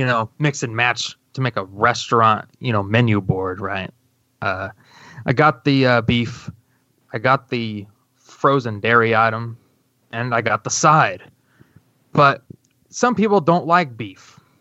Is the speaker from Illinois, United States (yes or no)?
yes; Centralia, Illinois, United States; my hometown, Centralia